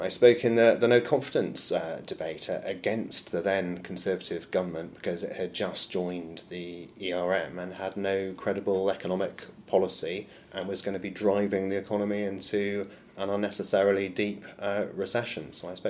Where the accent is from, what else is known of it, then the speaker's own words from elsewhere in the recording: Eltham, London, United Kingdom; was living in Eltham, which is where I lived when I was born in London, and where my grandmother still was.